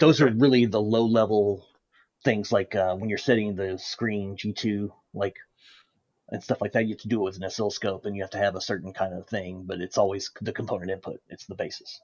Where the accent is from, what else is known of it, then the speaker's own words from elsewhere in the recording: United States; being an American